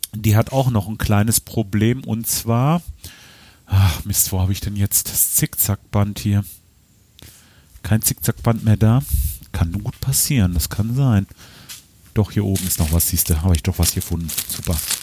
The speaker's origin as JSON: {"language": "German", "town": "Lemgo", "region": "North Rhine-Westphalia", "country": "Germany", "said": "bei uns in Lemgo"}